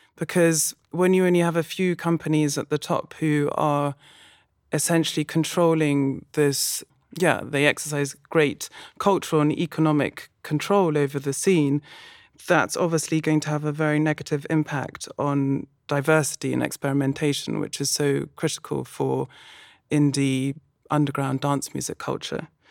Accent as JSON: {"language": "English", "region": "London", "country": "United Kingdom", "moved": "as an adult", "lives_now": "Berlin, Germany", "said": "I'm originally from London."}